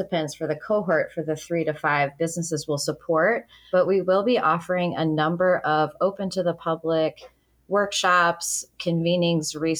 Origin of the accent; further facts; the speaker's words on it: Waltham, Massachusetts, United States; moved away as an adult; also born or lived in New York / Boston; now in Biddeford, United States; I'm from Waltham, Massachusetts, which is also a former mill town